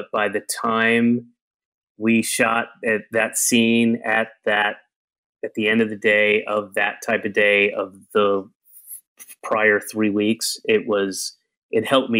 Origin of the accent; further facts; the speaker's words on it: Atlanta, Georgia, United States; also born or lived in Florida / Connecticut / New York; We moved constantly. I was born in Atlanta. I moved a year later, and I moved almost every year until I was 9 and a half and moved back to Georgia, but lived in Florida in 3 different places, lived in Connecticut in 2 places, lived in New York for 3 places before going back to Georgia.